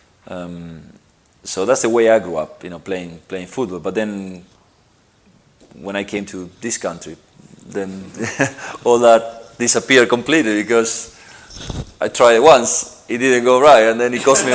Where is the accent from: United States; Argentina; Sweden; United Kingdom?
Argentina; moved away; I grew up in Argentina